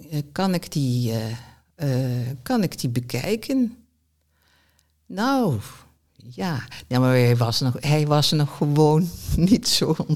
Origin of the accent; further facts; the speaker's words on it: southern Netherlands, Netherlands; accent: zachte G; die stoorde zich dus niet aan mijn zachte G, dus dat viel wel mee. Nou, het valt nog steeds op.